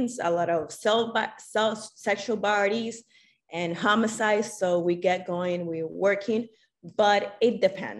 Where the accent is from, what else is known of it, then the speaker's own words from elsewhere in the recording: Dominican Republic; moved away as an adult; I'm from the Dominican Republic. So I did my high school years in the Dominican Republic